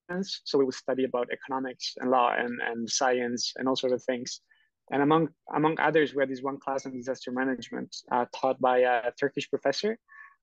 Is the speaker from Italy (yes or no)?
yes; Rome, Lazio, Italy; born there; English is a second language; I was originally born in Rome